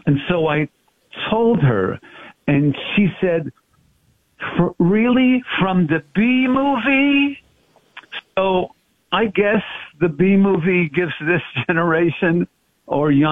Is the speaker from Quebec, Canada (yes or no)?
yes; Montreal, Quebec, Canada; I'm the third of four brothers, born and raised in Montreal.